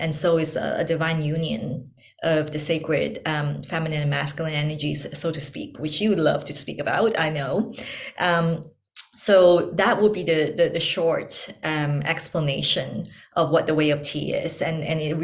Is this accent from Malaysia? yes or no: yes; Malaysia; moved away as an adult; also born or lived in Hong Kong; I'm born and raised in Malaysia